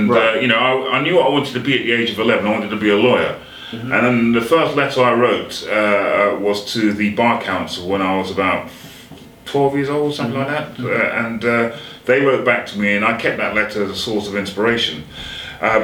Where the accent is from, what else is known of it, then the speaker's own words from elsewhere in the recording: England, United Kingdom; I was born in England, but my mum and dad, obviously, they didn't meet in Jamaica, but they met over here, but they were from Jamaica.